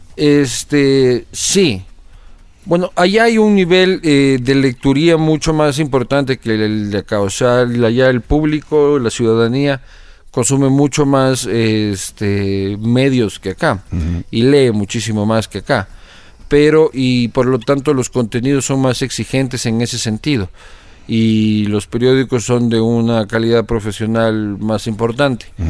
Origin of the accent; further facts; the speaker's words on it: Quito, Pichincha, Ecuador; also born or lived in Spain; Yo nací en Quito el 22 de agosto de 1983